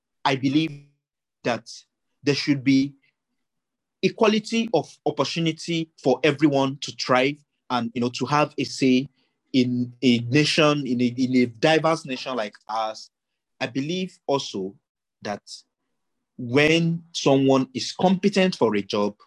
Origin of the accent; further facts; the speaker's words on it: Ogugu, Kogi, Nigeria; my hometown in Ogugu